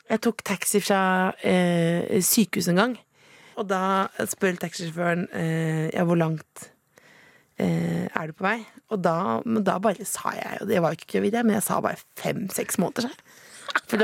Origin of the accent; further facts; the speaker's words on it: Eastern Norway, Norway; accent: østlandsk; Alt er østlandsk. Jeg snakker jo østlandsk.